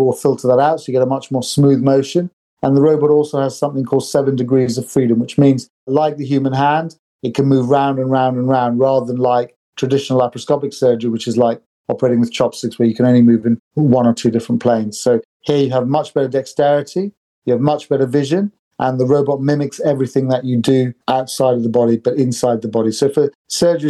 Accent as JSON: {"language": "English", "country": "United Kingdom", "tie": "born or raised there", "also_born_or_lived": "Sri Lanka / New York / Stockholm / Oxford", "lives_now": "London, United Kingdom", "said": "I grew up in the UK"}